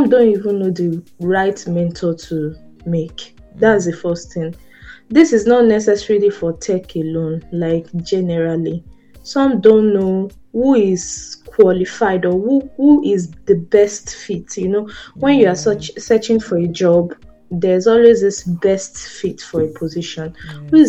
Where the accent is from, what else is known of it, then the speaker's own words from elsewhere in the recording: Nigeria; as a Nigerian